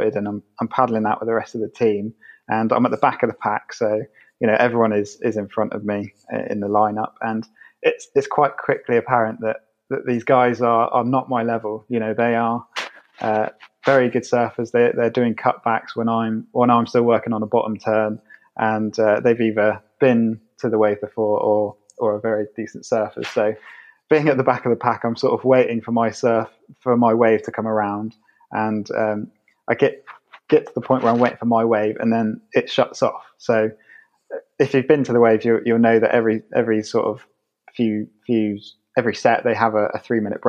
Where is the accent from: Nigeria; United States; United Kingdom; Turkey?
United Kingdom; Somerset, South West England; moved away as an adult; now in London, United Kingdom; I'm from Somerset, and at the moment I'm living in London